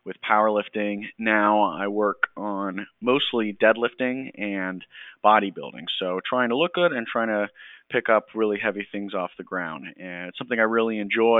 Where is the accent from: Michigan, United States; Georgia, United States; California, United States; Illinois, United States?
Georgia, United States; moved away as an adult; I grew up in Georgia, grew up in a Navy family. However, my dad was out by the time I was born.